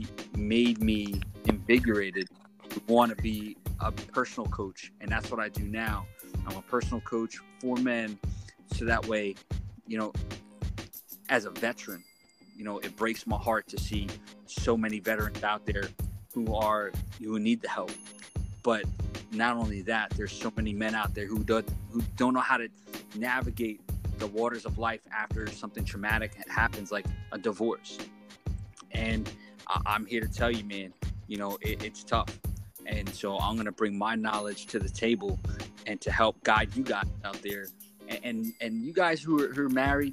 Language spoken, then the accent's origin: English; New York City, New York, United States; also born or lived in southern New Jersey; now in Atlantic City area, New Jersey, United States; I was born and raised in New York City.